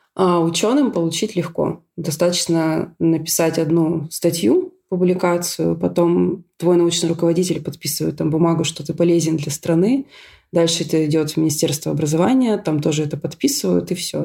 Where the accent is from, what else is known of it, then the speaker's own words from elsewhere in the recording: Syktyvkar, Komi Republic, Russia; moved away as an adult; also born or lived in Moscow; now in Ljubljana, Slovenia; Я из Сыктывкара, э, столице республики Коми